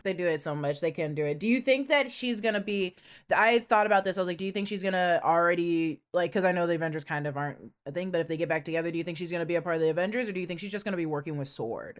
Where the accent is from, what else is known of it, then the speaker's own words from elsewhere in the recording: Washington, United States; I'm from Washington State